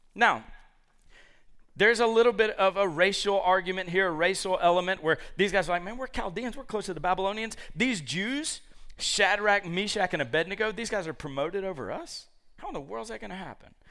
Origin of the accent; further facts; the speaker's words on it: Georgia, United States; moved away; I root for the University of Georgia 'cause I'm from Georgia